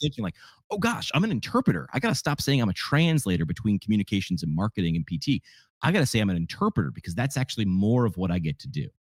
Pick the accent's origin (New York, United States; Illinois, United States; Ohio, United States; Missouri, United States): New York, United States; moved away as an adult; also born or lived in Northeast Pennsylvania; I grew up in New York.